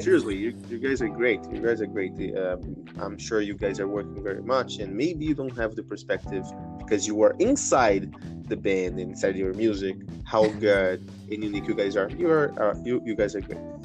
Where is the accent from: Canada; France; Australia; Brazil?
Brazil; I, am um, from Brazil. I'm Brazilian from Brazil